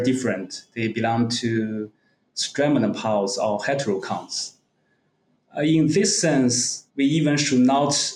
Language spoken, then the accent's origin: English; Zibo, Shandong, China; also born or lived in Qingdao; I was born in the city of Zibo, another city very near Qingdao in Shandong province in the north of China. I almost never left the city until I went to university.